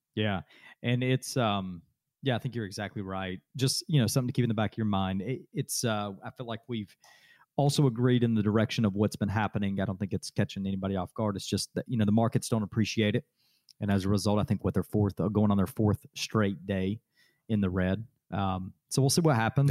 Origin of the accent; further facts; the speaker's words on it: Adairsville, Georgia, United States; Daresville, my hometown